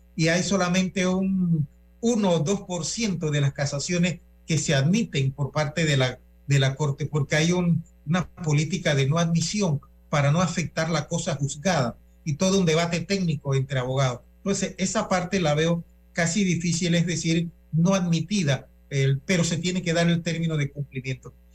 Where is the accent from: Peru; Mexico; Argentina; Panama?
Panama; nosotros como panameños